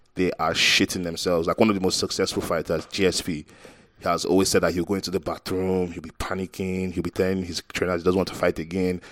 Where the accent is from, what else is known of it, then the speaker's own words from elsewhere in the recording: Nigeria; I'm Nigerian. 'Cause I feel like in Nigeria, people don't care if you're a celebrity